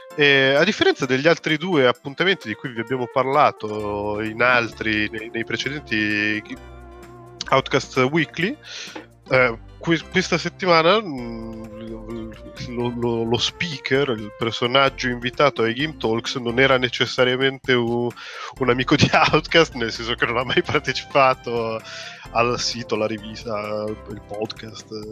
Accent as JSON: {"language": "Italian", "town": "Genoa", "region": "Liguria", "country": "Italy", "said": "lo dico da genovese"}